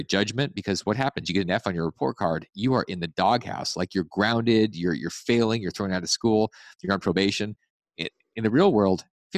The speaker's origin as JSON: {"language": "English", "region": "Alaska", "country": "United States", "tie": "born or raised there", "said": "I grew up in Alaska. Yeah. There's lots of snow to shovel."}